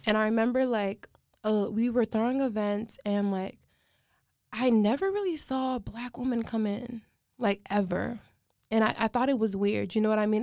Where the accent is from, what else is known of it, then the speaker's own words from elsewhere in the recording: United States; I was born in America